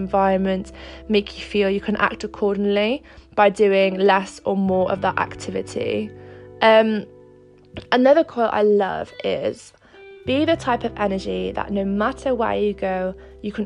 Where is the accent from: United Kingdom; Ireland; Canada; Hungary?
United Kingdom; Wales; also born or lived in Monaco / Cardiff; I moved back from Monaco to Wales and I'm back with my family now